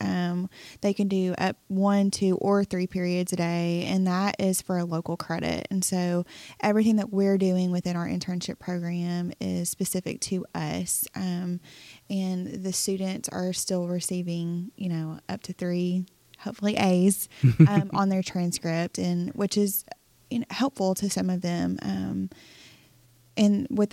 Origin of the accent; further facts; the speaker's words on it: Saline County, Arkansas, United States; I grew up in Sling County